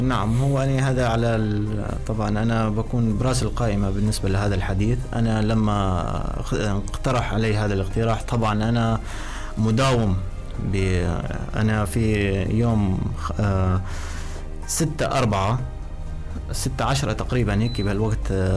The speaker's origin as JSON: {"language": "Arabic", "country": "Syria", "moved": "as an adult", "lives_now": "Libya", "said": "أنا كسوري موجود"}